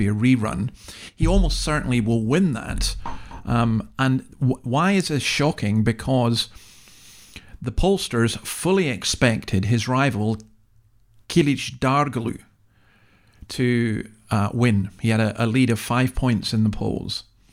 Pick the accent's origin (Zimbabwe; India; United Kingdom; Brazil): United Kingdom; Scotland; now in Australia; I'm from an English-speaking country, just Scotland. I live in another English-speaking country, Australia